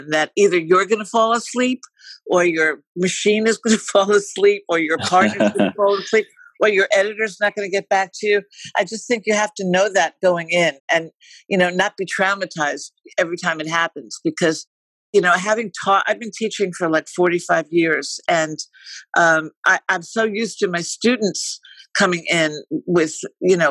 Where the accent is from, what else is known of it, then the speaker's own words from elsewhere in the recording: New York, United States; moved away as an adult; also born or lived in Florida / Paris / Wisconsin / Boston; now in Los Angeles, United States; I'm in Los Angeles. I'm a New Yorker, but I've been living here for, I don't know, decades